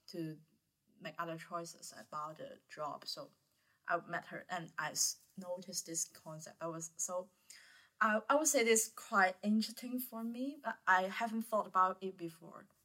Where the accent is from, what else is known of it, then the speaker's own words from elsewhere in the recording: Guangzhou, Guangdong, China; English is a second language; moved away as an adult; now in Hong Kong; I come from Guangzhou. I'm a year 4 student majoring in cultural studies.